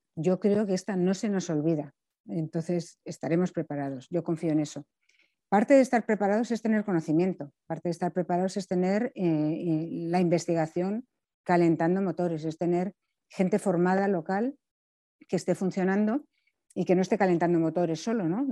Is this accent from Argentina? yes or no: no; Spain; tenemos como población española